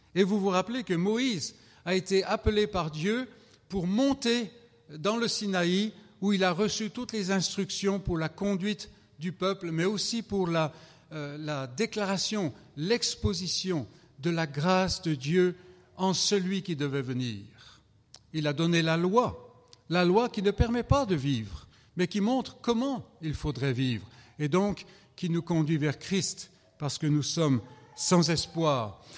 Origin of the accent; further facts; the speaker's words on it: France; je viens de France